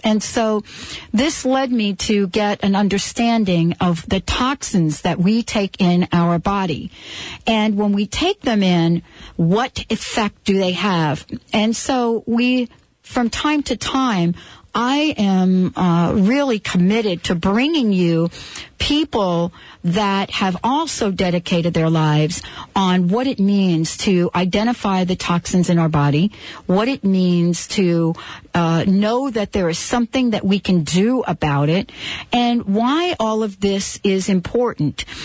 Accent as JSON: {"language": "English", "region": "New Jersey", "country": "United States", "tie": "born or raised there", "also_born_or_lived": "New York City", "moved": "yes", "said": "growing up in New Jersey"}